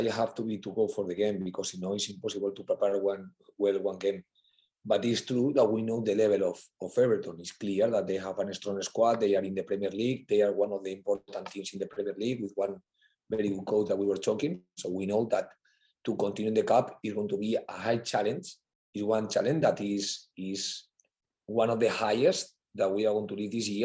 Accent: Valencia, Valencian Community, Spain; English is a second language; moved away as an adult; now in England; I'm from Valencia

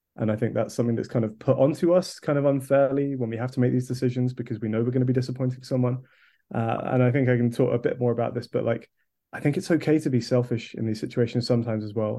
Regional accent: Kent, South East England, United Kingdom; now in London, United Kingdom; I'm currently living in London, but I grew up in Kent

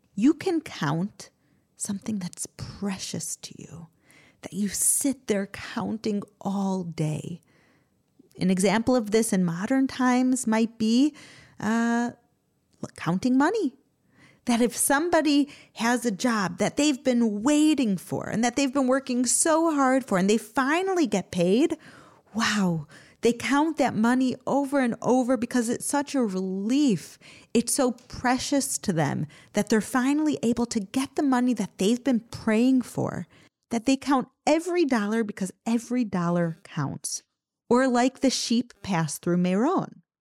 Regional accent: United States; now in Israel; I grew up in America

